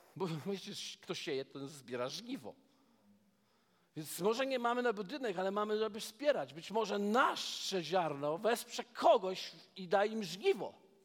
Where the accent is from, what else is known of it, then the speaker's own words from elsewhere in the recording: Poland; jestem z Polski